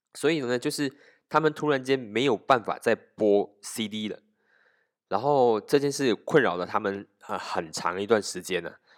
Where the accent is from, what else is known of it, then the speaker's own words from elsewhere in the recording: Malaysia; 我们马来西亚人